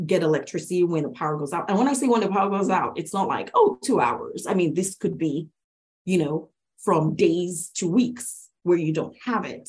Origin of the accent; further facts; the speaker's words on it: Lagos, Nigeria; moved away as an adult; now in United States; I was actually born and raised in Lagos State, Nigeria, West Africa